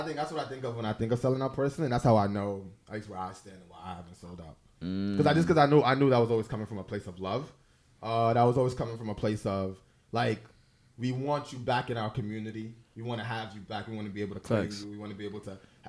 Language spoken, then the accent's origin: English; New York City, New York, United States; I ultimately forget that I'm Fulani. I ultimately forget that I was raised in Harlem.